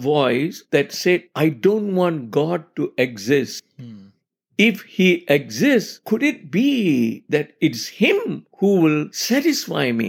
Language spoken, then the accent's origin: English; Malaysia; growing up in Malaysia as a kid